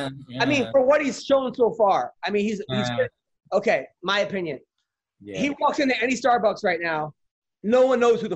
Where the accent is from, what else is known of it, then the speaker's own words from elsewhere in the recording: Long Island, New York, United States; I grew up in Long Island in middle school.